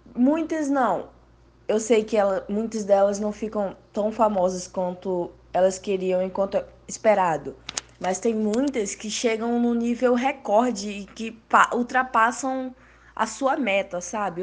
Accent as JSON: {"language": "Portuguese", "region": "Paraíba", "country": "Brazil", "moved": "yes", "lives_now": "Rio de Janeiro, Brazil", "said": "eu sou da Paraíba, mas estou no Rio de Janeiro"}